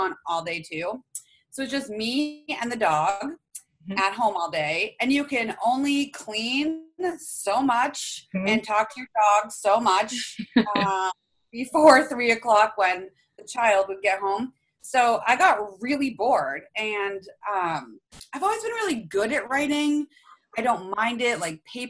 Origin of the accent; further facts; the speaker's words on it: Maine, United States; we're from Maine